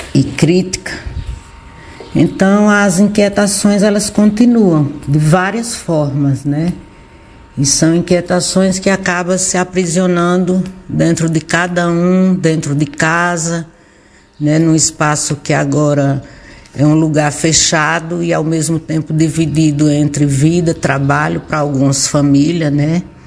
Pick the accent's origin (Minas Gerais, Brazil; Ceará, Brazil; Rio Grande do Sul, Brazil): Ceará, Brazil; Barbalha; Nascida e criada aqui em Barbalha